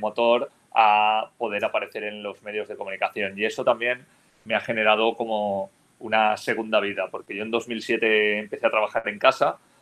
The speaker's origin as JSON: {"language": "Spanish", "town": "Almussafes", "region": "Valencian Community", "country": "Spain", "tie": "born or raised there", "said": "yo, soy de pueblo, ¿eh? o sea, yo nací en Almusafes, que es el pueblo donde está instalada la factoría Ford en España, que es un pueblo al sur de Valencia"}